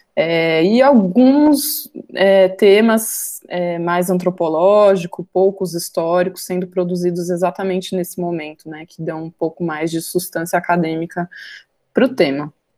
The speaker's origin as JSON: {"language": "Portuguese", "town": "Campinas", "region": "São Paulo", "country": "Brazil", "said": "eu sou de Campinas"}